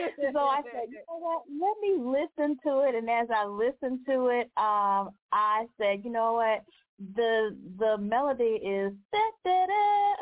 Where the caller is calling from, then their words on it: Atlanta, Georgia, United States; I am calling from the beautiful and cloudy Atlanta, Georgia.